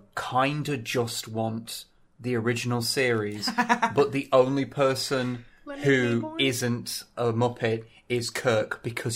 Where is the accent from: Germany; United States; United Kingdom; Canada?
United Kingdom; I am merely a British man